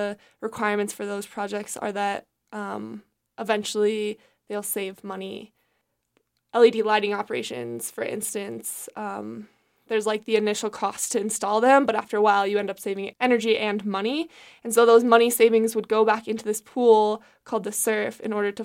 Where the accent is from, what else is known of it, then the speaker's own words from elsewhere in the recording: Wyoming, United States; I'm from Wyoming